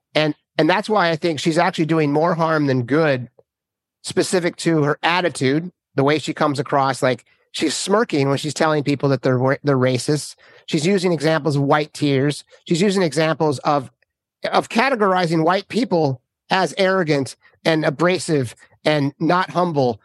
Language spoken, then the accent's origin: English; Minnesota, United States; I grew up in Minnesota